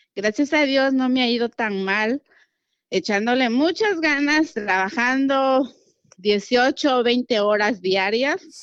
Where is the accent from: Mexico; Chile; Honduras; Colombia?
Mexico; Guerrero; moved away as an adult; now in Houston, United States; soy de Guerrero, Atlapa Guerrero